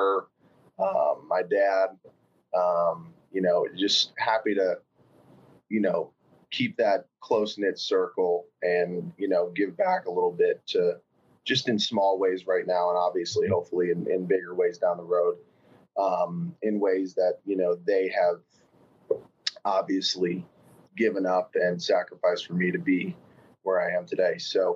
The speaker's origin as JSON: {"language": "English", "region": "Northeast Pennsylvania", "country": "United States", "tie": "born or raised there", "said": "I grew up in Northeast Pennsylvania"}